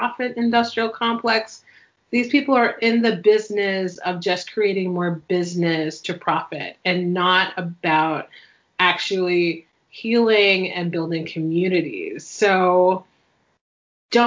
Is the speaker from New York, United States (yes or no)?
yes; New York, United States; also born or lived in Chicago / Seattle / Miami; now in Pacific Northwest, United States; I was born and raised in New York and lived in Seattle and Miami